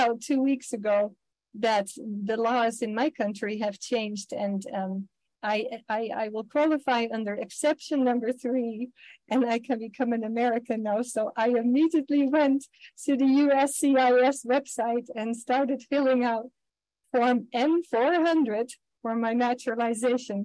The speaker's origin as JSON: {"language": "English", "country": "Netherlands", "second_language": "English", "moved": "yes", "lives_now": "United States", "said": "I am from Holland originally, I guess I still am"}